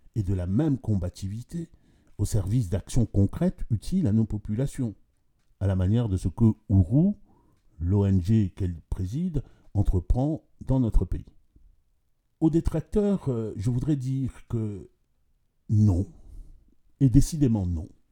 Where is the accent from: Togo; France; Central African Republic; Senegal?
Central African Republic; Je suis centrafricain